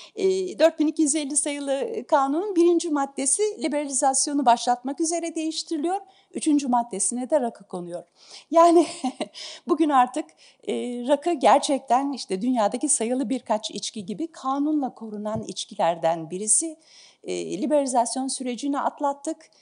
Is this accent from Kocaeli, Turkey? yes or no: no; Istanbul, Turkey; also born or lived in Ankara; Ben İstanbulluyum